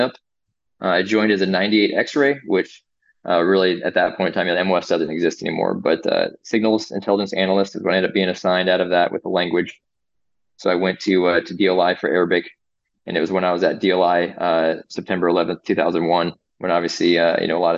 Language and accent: English; Phoenix, Arizona, United States; moved away as an adult; now in Fort Benning, United States; I am from Phoenix, Arizona.